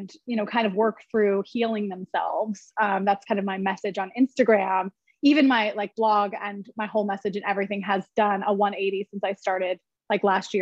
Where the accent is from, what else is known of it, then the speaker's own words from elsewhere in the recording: Kansas, United States; moved away as an adult; now in New York City, United States; I'm originally from Kansas. So small town girl